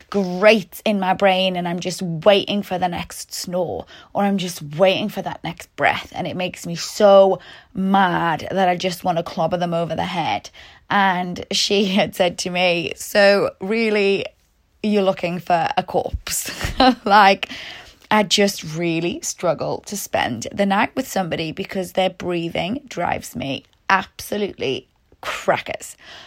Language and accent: English; Newcastle, North East England, United Kingdom; also born or lived in Liverpool / Sheffield; now in Melbourne, Australia; I'm originally from Newcastle in the UK, and then I moved to Liverpool for university. Then I went to Sheffield, then I went back to Liverpool